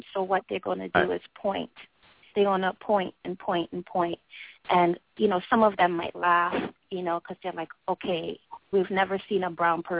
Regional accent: United States; moved away as an adult; now in China; I'm an American

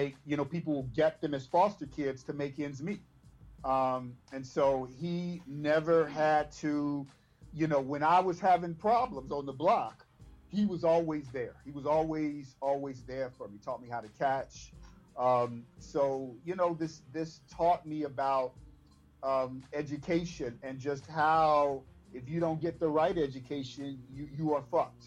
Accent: Chicago, Illinois, United States; I was actually from Inglewood originally, moved to Roseland, then moved to the 78th, 85th and Bennett on the east

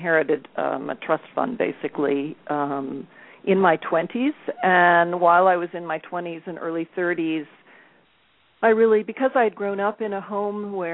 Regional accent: Colorado, United States; I grew up in Colorado.

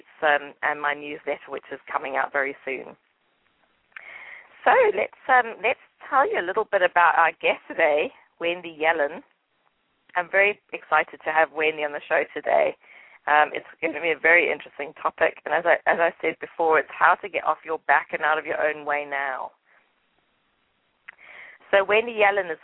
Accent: England, United Kingdom; accent: English; it's probably my English accent

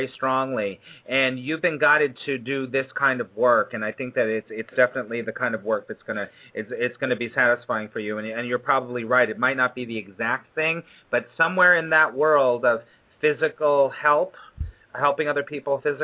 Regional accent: California, United States; also born or lived in Burbank / Granada Hills / Hollywood; now in New York City, United States; I was born and raised in California

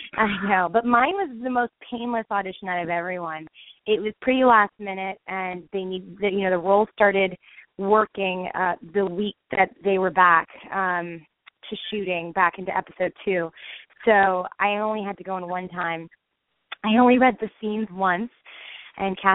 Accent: Los Angeles, California, United States; also born or lived in Berkeley, California; I grew up in Los Angeles

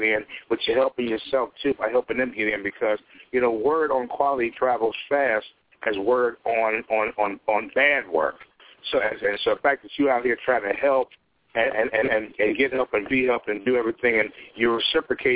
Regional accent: Chicago, Illinois, United States; I'm from the Shy myself.

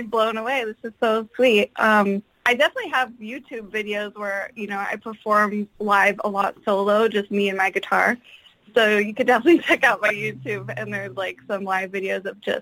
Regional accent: San Francisco Bay Area, California, United States; I grew up in the San Francisco Bay Area, which I still live in this area

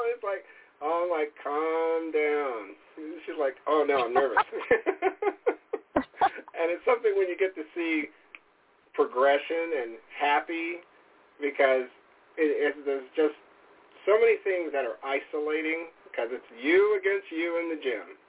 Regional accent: San Antonio, Texas, United States; now in Wisconsin, United States; Really, we live in Wisconsin, but our family's basically from all over, because originally I'm from San Antonio, and by way of the Army, lived all over the world.

